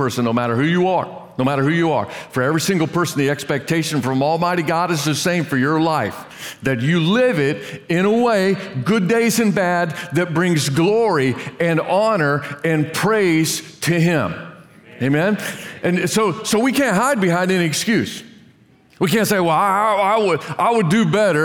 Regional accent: Brazil, Indiana, United States; moved away; I grew up in Brazil, Indiana. Brazil, Indiana, population 7,000

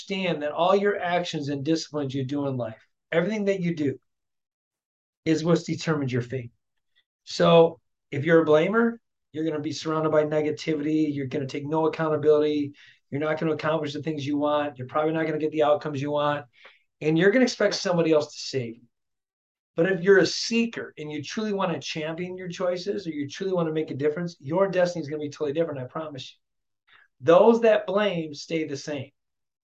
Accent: Flint, Michigan, United States; growing up in Flint, Michigan, raised by a single mom raising three kids

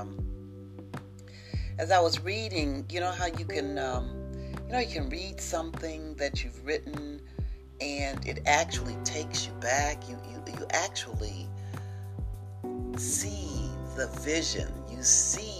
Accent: Missouri, United States; I'm from the state of Missouri. I'm from the Show Me State.

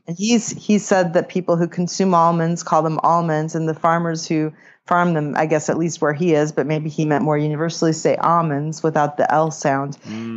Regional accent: California, United States; moved away; also born or lived in Boston; I grew up in California, and I lived in Boston

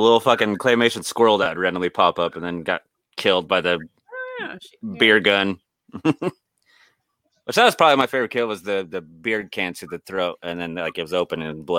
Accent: United States; I'm American

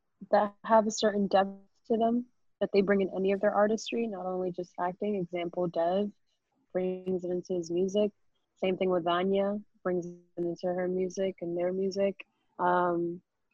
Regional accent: New York City, New York, United States; I am from the Bronx. So it felt more like home.

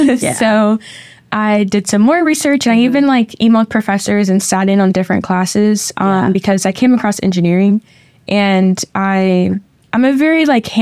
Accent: Columbia, South Carolina, United States; moved away as an adult; also born or lived in Decatur, Georgia; now in Florida, United States; Mm-hmm. I grew up in South Carolina, Columbia, South Carolina, to be exact. A very small town, I guess you could say. I actually came to Florida for school.

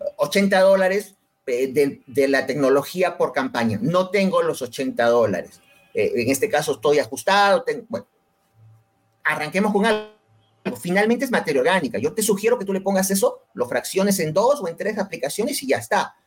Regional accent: Peru; en mi país

